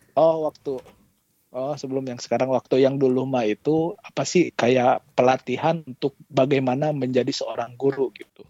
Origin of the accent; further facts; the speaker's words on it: Karawang, West Java, Indonesia; di daerah saya di Karawang itu banyak hmm pabrik Jepang